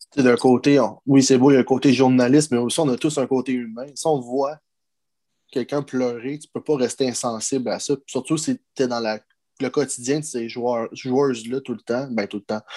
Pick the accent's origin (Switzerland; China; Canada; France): Canada; Montreal suburbs, Quebec; on vient de la banlieue, on vient de la rive de Montréal